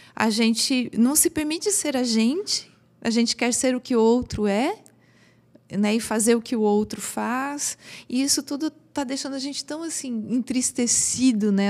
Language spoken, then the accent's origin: Portuguese; Brazil; Como bons brasileiros